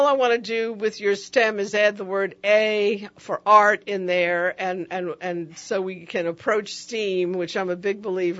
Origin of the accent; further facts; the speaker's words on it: New York City, New York, United States; moved away; I grew up in the Bronx in a very poor community.